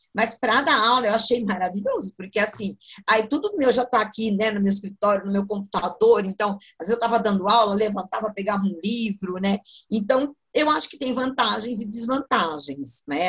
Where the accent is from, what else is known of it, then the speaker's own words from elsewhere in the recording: Sorocaba, São Paulo, Brazil; sou de Sorocaba, sorocabano